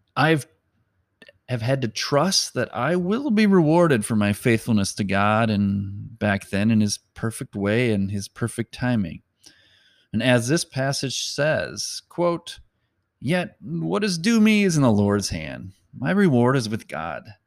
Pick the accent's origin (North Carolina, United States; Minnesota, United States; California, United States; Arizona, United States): Minnesota, United States; Mound; a burden for my hometown